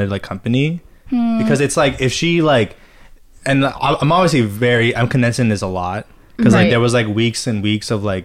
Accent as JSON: {"language": "English", "town": "Irvine", "region": "California", "country": "United States", "moved": "as an adult", "lives_now": "Los Angeles, United States", "said": "I'm from Irvine"}